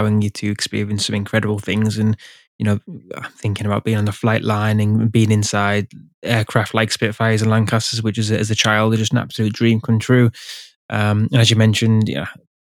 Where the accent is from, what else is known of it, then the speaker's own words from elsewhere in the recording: England, United Kingdom; I'm from England